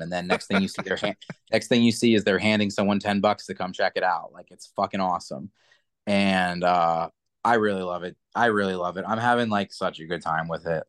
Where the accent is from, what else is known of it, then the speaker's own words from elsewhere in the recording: New Kensington, Pennsylvania, United States; also born or lived in New York; New Kensington, by the way, is like my hometown, like it's where I'm from.